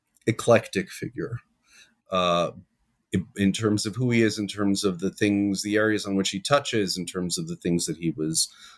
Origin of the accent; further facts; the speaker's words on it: New York City, New York, United States; now in Jerusalem, Israel; I'm originally from New York. I grew up on the west side of Manhattan. I always hasten to add the pre-gentrified west side of Manhattan.